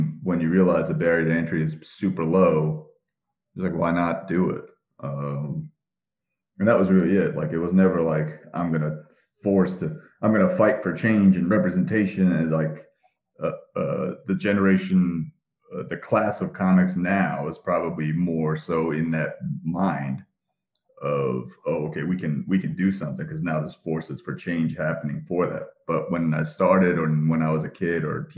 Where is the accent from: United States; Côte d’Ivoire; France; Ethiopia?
United States; Parsippany, New Jersey; I grew up in Parsippany, New Jersey